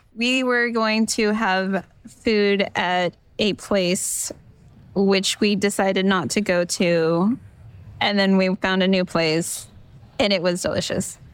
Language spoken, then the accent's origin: English; California, United States; I'm from California